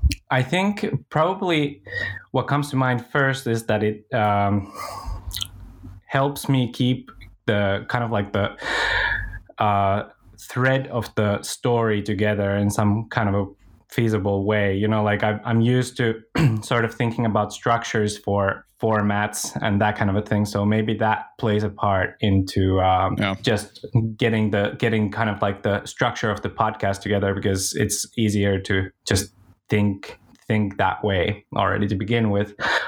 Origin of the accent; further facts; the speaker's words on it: Finland; also born or lived in Israel; Well, I'm an entrepreneur from Finland. I run a small video production company here in Finland. And yeah, I've lived pretty much half my life in Israel, but now living in Finland.